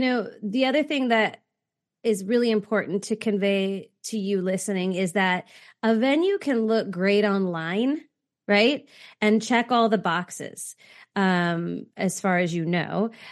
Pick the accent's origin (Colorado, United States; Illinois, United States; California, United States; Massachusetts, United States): California, United States; growing up in California